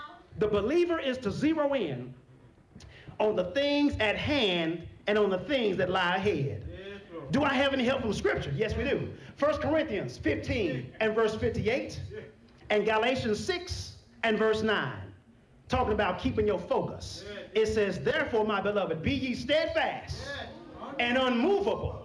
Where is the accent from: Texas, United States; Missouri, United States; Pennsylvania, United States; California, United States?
Texas, United States; I'm from Texas